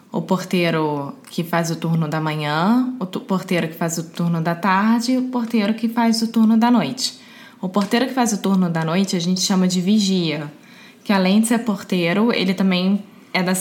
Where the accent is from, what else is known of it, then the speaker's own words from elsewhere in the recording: Rio de Janeiro, Brazil; Alexia. Eu sou brasileira, carioca do Rio de Janeiro.